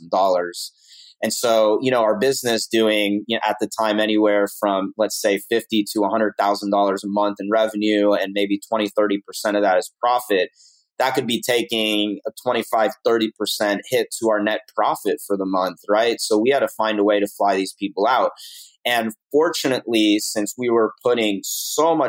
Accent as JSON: {"language": "English", "town": "Atlanta", "region": "Georgia", "country": "United States", "tie": "born or raised there", "said": "I grew up in Atlanta"}